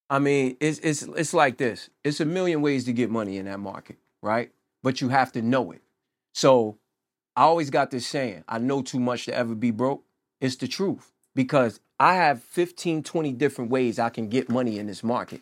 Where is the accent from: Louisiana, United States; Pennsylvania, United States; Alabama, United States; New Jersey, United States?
New Jersey, United States; also born or lived in Chicago / Pittsburgh; I'm from Jersey